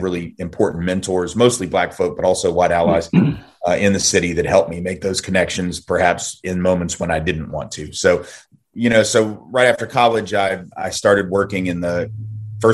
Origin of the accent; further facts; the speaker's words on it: Nashville, Tennessee, United States; also born or lived in New Orleans, Louisiana; I went to college at Tulane University in New Orleans, from Nashville, Tennessee. I've lived all my life in the South with the exception of like 5 weeks in Northampton, Mass